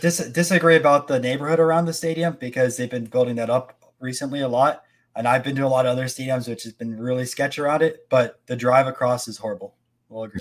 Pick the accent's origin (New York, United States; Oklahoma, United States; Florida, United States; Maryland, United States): Florida, United States; Tampa; I'm from Tampa